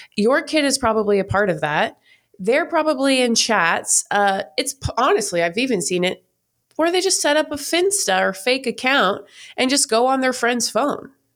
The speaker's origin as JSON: {"language": "English", "country": "Canada", "moved": "as an adult", "lives_now": "United States", "said": "I'm from Canada"}